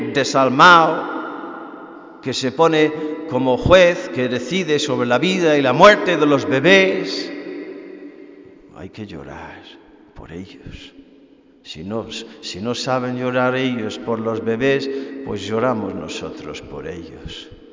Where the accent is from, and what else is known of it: Ireland; now in Spain